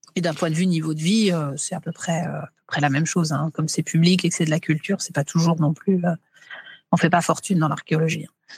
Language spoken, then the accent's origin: French; France; chez nous, en France, qu'on appelle les Gaulois aussi